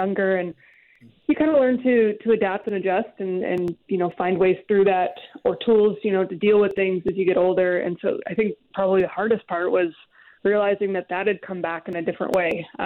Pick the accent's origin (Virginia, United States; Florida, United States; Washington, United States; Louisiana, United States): Washington, United States; Seattle; I grew up in the Seattle area during the 90s